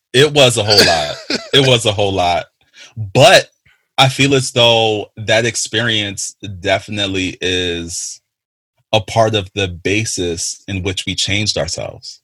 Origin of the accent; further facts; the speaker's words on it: Jamaica; I am a Jamaican